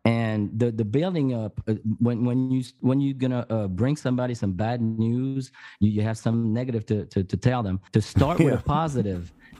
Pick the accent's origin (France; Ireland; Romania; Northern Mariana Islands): France; moved away; I'm from France